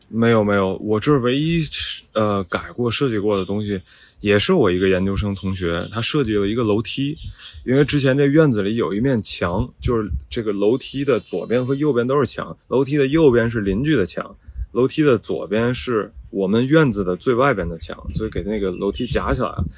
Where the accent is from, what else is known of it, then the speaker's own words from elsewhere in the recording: Tianjin, China; now in Beijing, China; 我是天津人，呃，我成长环境就是这样的，我也是在这种四合院长大的